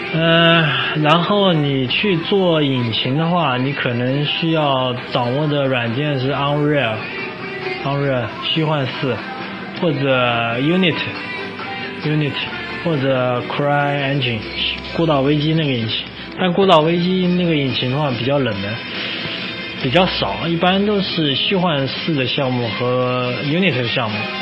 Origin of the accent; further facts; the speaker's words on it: China; 我们作为一个中国人